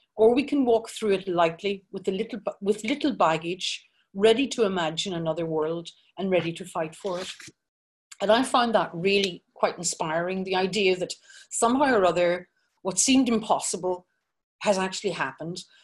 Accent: Belfast, Northern Ireland, United Kingdom; I'm from Belfast, and I worked for the better part of my career, 25 years, in based in Belfast

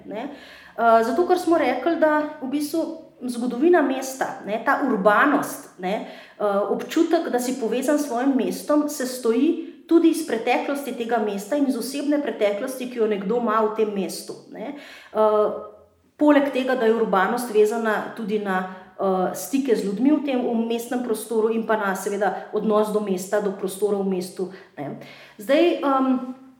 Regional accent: Ljubljana, Slovenia; Jaz sem Ljubljančanka, živim v starem uh, uh, mestnem jedru

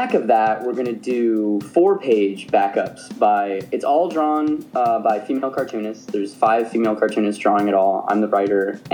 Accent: Tucson, Arizona, United States; moved away; I am originally from Tucson, Arizona, which is the asshole of America

